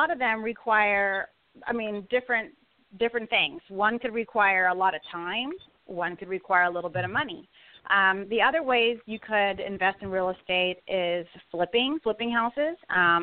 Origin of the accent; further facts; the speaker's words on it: Southern California, United States; I'm originally from Southern California.